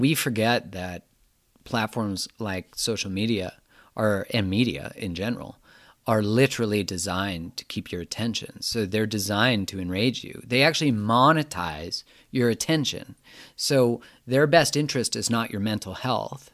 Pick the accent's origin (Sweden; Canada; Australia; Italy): Canada; I'm from Canada